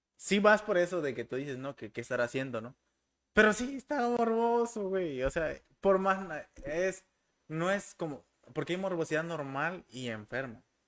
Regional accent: Tuxtla Gutiérrez, Chiapas, Mexico; soy de Tuxla

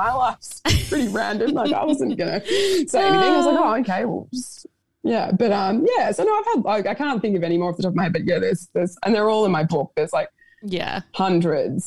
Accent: Sydney, New South Wales, Australia; moved away; also born or lived in Broome; I'm from Sydney, I guess, but I sort of feel like I live everywhere at the moment

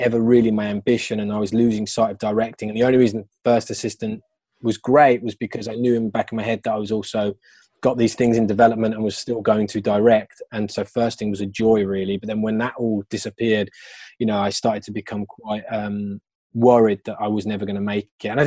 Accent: Birmingham, West Midlands, United Kingdom; moved away; I'm from Birmingham. So when I came out, I went back to Birmingham

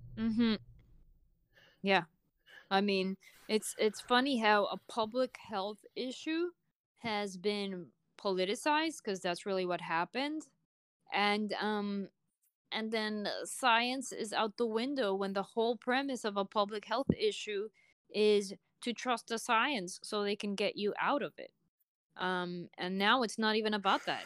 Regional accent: Puerto Rico; I'm from Puerto Rico

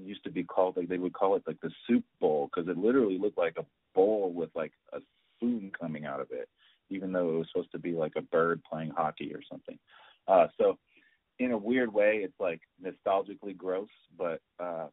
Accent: Dallas, Texas, United States; now in Atlanta, United States; I grew up in Dallas, Texas.

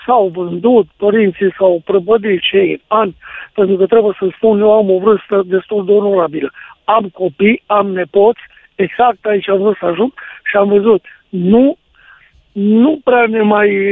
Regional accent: near Roșiori de Vede, Teleorman County, Romania; moved away as an adult; now in Ploiești, Romania; Sunt din Ploiești, adică lucrez în Ploiești, acum încerc să-mi cumpăr un apartament în Ploiești, dar eu sunt din Roșiul de Vede, de pe lângă Roșiul de Vede.

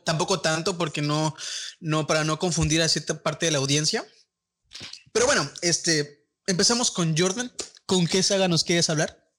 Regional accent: Tampico, Tamaulipas, Mexico; nosotros somos aquí de Tampico, toda esta comunidad

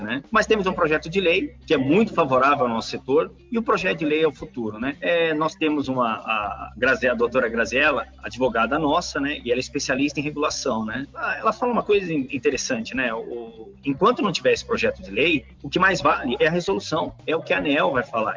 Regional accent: São Paulo, Brazil; sou, sou nascido na cidade de São Paulo, capital, né? Cresci no Ipiranga

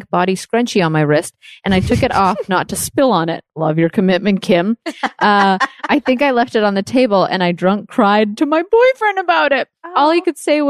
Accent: Leduc, Alberta, Canada; I grew up in Canada

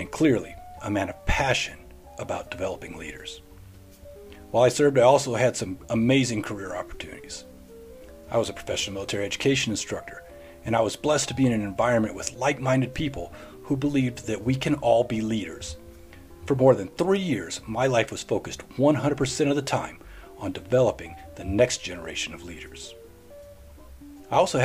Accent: Middle Tennessee, United States; moved away as an adult; I grew up in Middle Tennessee area

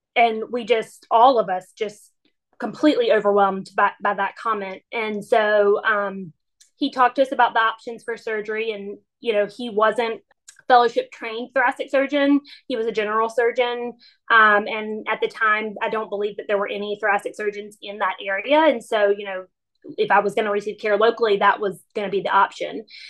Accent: Wilmington, North Carolina, United States; I was home in my hometown of Wilmington

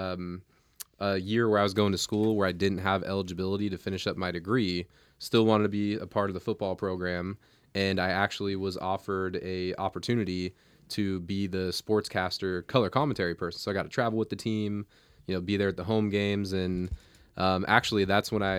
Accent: Portland, Oregon, United States; I'm born and raised in Portland

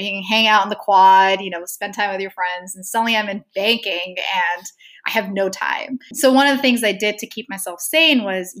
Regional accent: Saudi Arabia; moved away as an adult; also born or lived in Stanford, United States; I grew up in the Middle East. I grew up in Saudi Arabia.

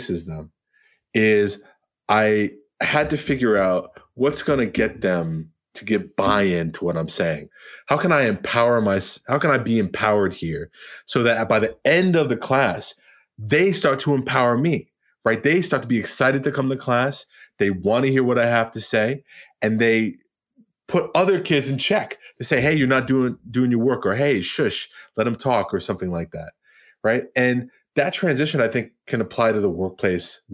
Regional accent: Long Island, New York, United States; also born or lived in Queens, New York; I grew up, even though I'm from Queens originally, my family moved to Long Island

